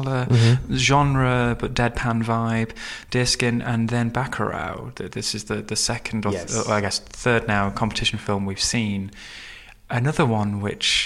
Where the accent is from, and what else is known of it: United Kingdom